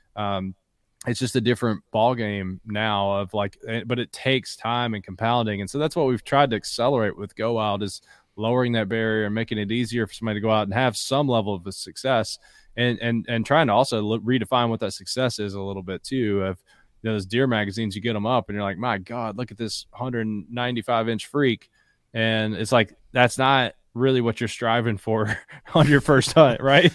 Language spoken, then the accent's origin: English; Bell County, Kentucky, United States; also born or lived in Harlan, Kentucky; I was born in Harlan, grew up in Bell